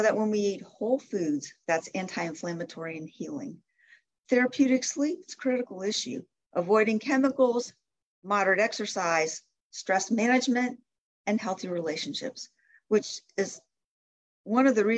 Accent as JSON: {"language": "English", "town": "Canton", "region": "Ohio", "country": "United States", "tie": "born or raised there", "also_born_or_lived": "Michigan", "moved": "as an adult", "said": "I grew up in Canton, Ohio, and my mother's still there"}